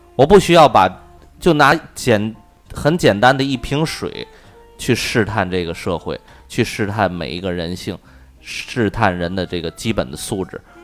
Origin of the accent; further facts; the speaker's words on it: Tianjin, China; 我们天津人